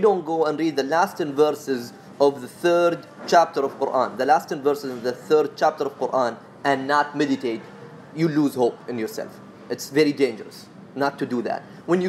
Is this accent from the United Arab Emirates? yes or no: yes; Sharjah, United Arab Emirates; accent: Emirati; I'm from Sharjah, man.